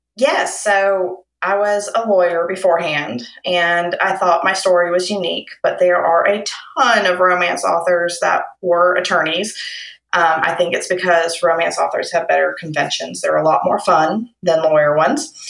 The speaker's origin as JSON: {"language": "English", "town": "Lexington", "region": "Kentucky", "country": "United States", "said": "I'm from Kentucky in Lexington."}